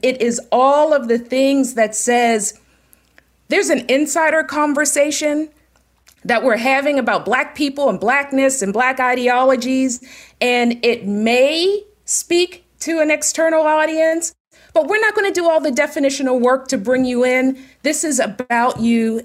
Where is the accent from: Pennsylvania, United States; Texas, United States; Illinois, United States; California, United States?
Pennsylvania, United States; Pittsburgh; am from Pittsburgh, born and raised